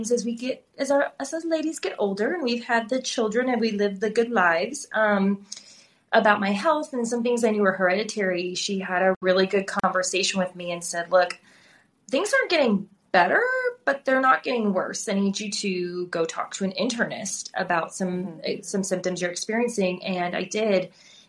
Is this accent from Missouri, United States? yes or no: yes; St. Louis, Missouri, United States; moved away as an adult; also born or lived in Plano, Texas; now in Texas, United States; Growing up in St. Louis, I grew up in a very diverse part of the city